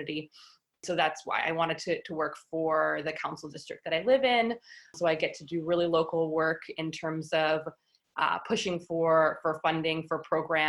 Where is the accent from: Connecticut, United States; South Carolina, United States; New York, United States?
New York, United States; New York City; So I grew up here in New York City. I grew up in Manhattan